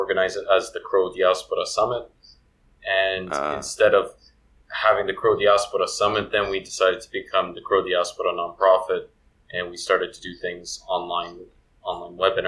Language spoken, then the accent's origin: English; Toronto, Ontario, Canada; moved away as an adult; also born or lived in France; now in Croatia; I was growing up in the Croatian community in Toronto after 1995